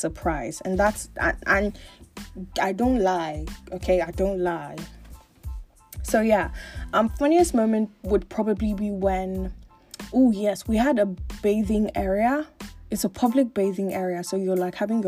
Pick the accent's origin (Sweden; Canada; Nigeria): Nigeria; Lagos; I grew up in Lagos, Nigeria. Born and bred, schooled, groomed, born and bred in Lagos, Nigeria.